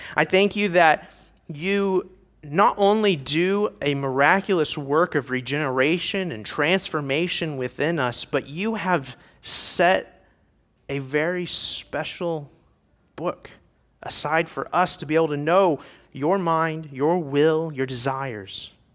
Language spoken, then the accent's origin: English; Indiana, United States; moved away; I am from Indiana originally